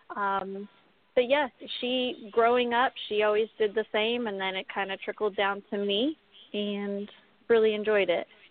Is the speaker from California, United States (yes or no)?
yes; Pismo Beach, California, United States; now in Las Vegas, United States; I grew up in California, um, off of the Central Coast. Uh, I don't know if you guys are familiar with Pismo Beach, but right in that area